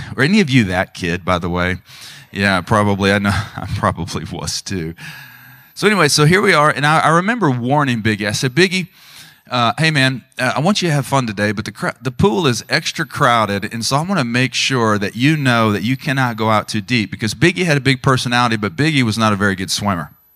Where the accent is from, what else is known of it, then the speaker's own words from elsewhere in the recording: Tulsa, Oklahoma, United States; I grew up in the Tulsa area